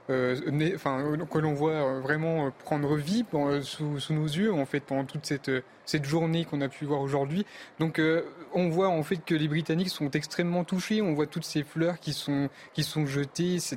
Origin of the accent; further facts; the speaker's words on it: France; mais aussi un, pour nous, en tant que Français, enfin pour le monde entier